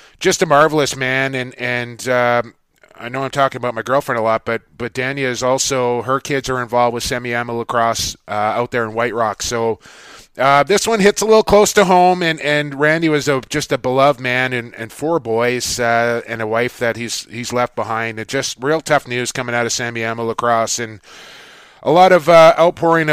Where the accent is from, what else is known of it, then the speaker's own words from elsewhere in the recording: Port Coquitlam, British Columbia, Canada; right here in my hometown of Port Coquitlam. Where I reside now in Port Coquitlam